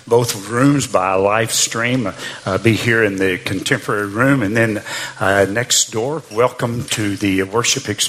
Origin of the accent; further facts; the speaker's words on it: Arkansas, United States; moved away as an adult; I grew up in Arkansas. In fact, I actually lived in the same house my entire life till I got married after going to college